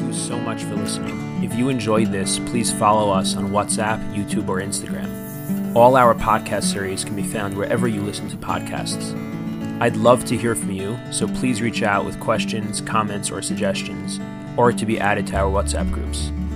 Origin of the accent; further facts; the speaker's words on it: United States; as American Jews, many of us are experiencing having lived in an America